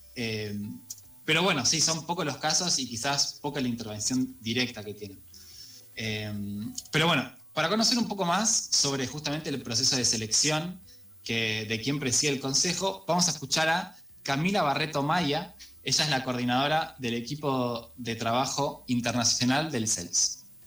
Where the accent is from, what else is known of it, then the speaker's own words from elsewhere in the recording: Argentina; como argentinas